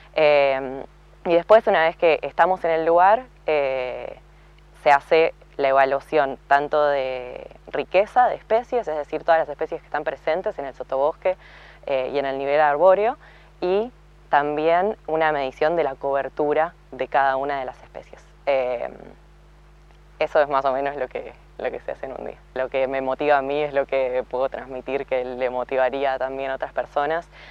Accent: Viedma, Río Negro, Argentina; also born or lived in Bariloche; soy originariamente de Viedma, pero en gran parte barilochense porque estudié ahí

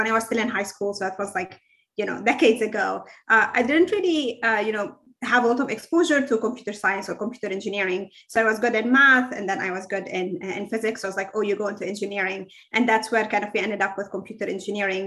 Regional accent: Lebanon; moved away as an adult; now in Seattle, United States; So I'm Lebanese originally. I grew up in Lebanon up until I was 21 when I came here for my PhD

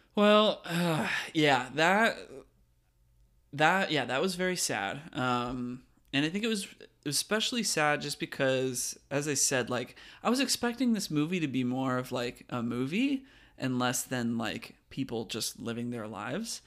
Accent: California, United States; now in Virginia, United States; I grew up in California

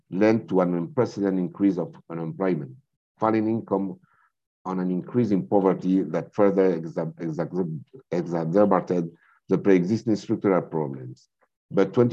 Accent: Spain; also born or lived in France; I am from Spain. I was raised between France and Spain

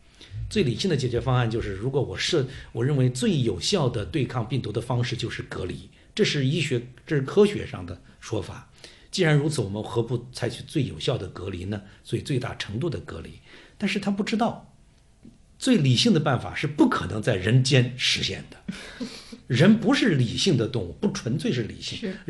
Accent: Wuhan, Hubei, China; 是我们武汉人，是我们湖北人。

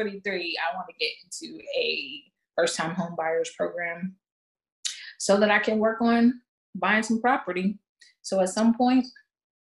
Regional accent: United States; as an American

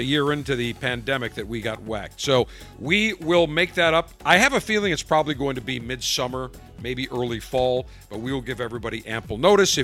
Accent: Buffalo, New York, United States; accent: hard Midwest accent; moved away; I'm from Buffalo originally, and people in Buffalo have that hard Midwest accent

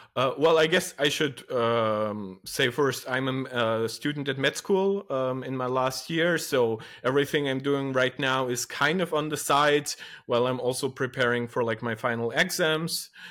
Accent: Moldova; now in Germany; I come from Eastern Europe, uh, from a country named Moldova, and I stream in English.

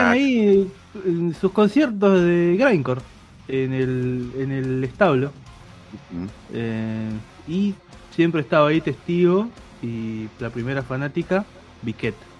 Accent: Chaco, Argentina; now in Buenos Aires, Argentina; mi casa de cuando era chico en Chaco

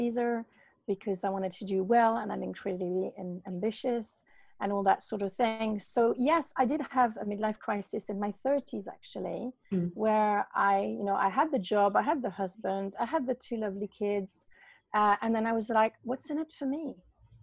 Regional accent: Paris, Île-de-France, France; also born or lived in north of Bristol, England; now in Bristol area, United Kingdom; I was raised a Catholic in Paris

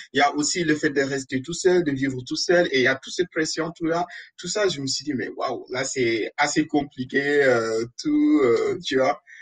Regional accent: Senegal; moved away; je suis sénégalais

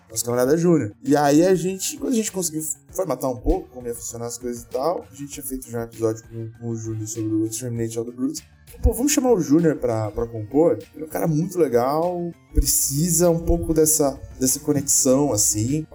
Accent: Brazil; a gente é brasileiro ainda por cima

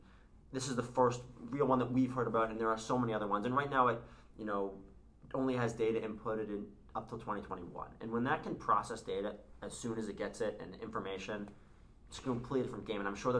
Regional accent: Newton, Massachusetts, United States; born or raised there

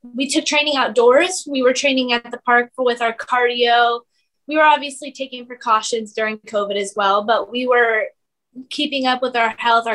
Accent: Desert Hot Springs, California, United States; I'm from Desert Hot Springs, California

